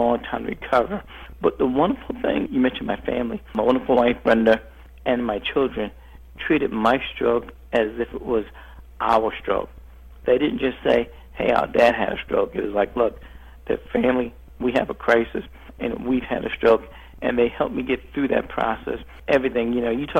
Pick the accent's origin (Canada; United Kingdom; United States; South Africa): United States; New York City, New York; I grew up in New York City, in a tough neighborhood in New York City